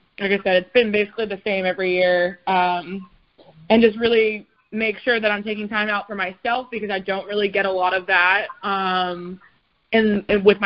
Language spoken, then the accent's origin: English; Miami, Florida, United States; now in Nashville, United States; I'm originally from Miami